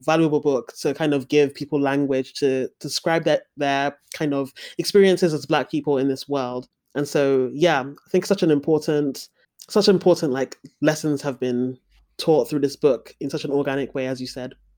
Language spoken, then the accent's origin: English; Nigeria; as a Nigerian person